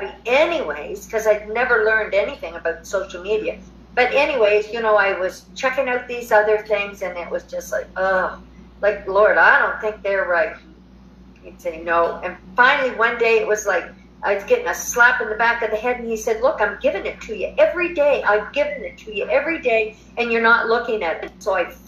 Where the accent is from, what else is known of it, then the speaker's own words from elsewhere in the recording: New Brunswick, Canada; moved away as an adult; also born or lived in Alberta, Canada; now in Mexico; I'm originally from New Brunswick, Canada. Moved to Alberta in 2006